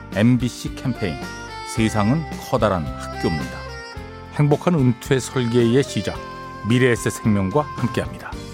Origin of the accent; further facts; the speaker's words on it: Gwangju, South Korea; now in Seoul, South Korea; 제가 고향이 광주인데 영화에 대한 꿈을 가지고 상경을 하게 됐어요.